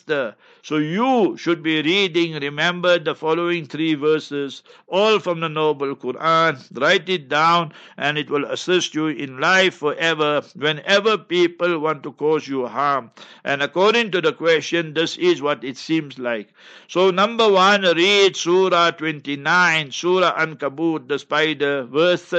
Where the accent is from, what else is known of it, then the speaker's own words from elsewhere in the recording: Heidelberg, Gauteng, South Africa; moved away; in Heidelberg, my hometown where I was born and bred